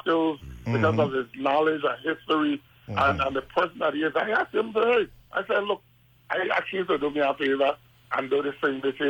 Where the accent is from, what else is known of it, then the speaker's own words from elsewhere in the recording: Frederiksted, St. Croix, U.S. Virgin Islands; I come from Fredrickson, I come from Grove.